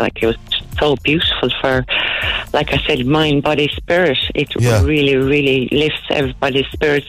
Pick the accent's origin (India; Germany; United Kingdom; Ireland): Ireland; Kerry, Munster; also born or lived in Tallow, County Waterford; now in Waterford, Ireland; I'm from Kerry.